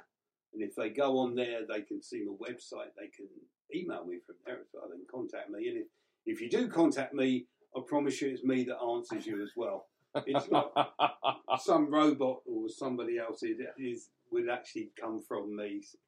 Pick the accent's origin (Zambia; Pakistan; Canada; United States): United States; New Jersey; we were buddies. We grew up in New Jersey, and... that was something.